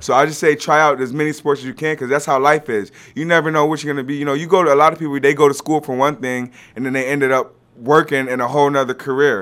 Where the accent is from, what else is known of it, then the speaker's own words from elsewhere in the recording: Rochester, New York, United States; moved away as an adult; also born or lived in Buffalo; now in Florida, United States; I'm from Rochester